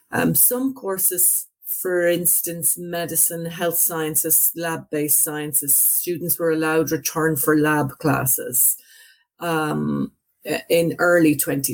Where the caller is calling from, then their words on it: Limerick, Munster, Ireland; Yeah, I'm calling from Limerick in Ireland. It's on the western half of Ireland